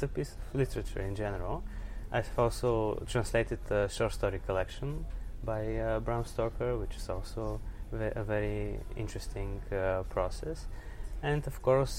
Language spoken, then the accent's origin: English; Sofia, Sofia City, Bulgaria; I'm from Sofia, Bulgaria, and I'm a writer and translator